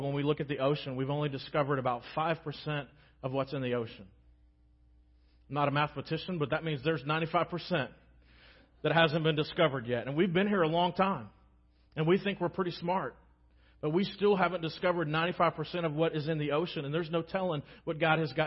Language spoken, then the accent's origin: English; United States; especially as American Christians